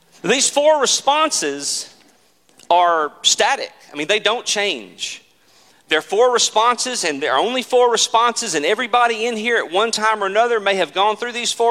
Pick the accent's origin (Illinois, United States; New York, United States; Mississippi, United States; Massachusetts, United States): Mississippi, United States; Mississippi Delta, United States; I grew up in the Mississippi Delta, and our house literally was on the edge of a cotton field.